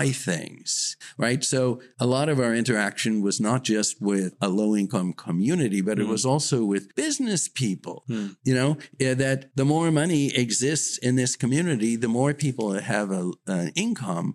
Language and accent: English; United States; moved away as an adult; now in China; I was from the United States